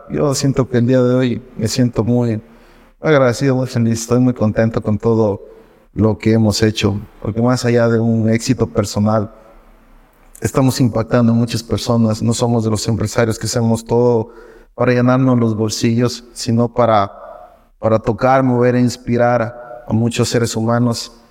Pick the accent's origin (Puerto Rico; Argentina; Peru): Puerto Rico; ya llegas a un punto en el que ya dices, no, ya necesito regresar a Puerto ya necesito regresar a mi cabamba, necesito ir